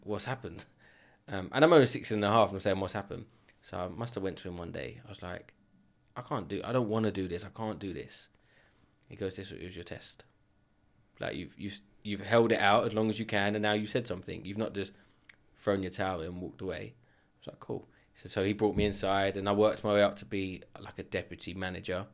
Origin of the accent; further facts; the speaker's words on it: London, United Kingdom; now in Enfield, United Kingdom; I grew up in Edmonton